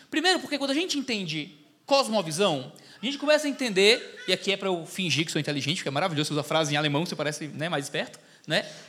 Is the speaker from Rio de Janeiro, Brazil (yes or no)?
no; Ceará, Brazil; Sou do Ceará, estou aqui no sul do país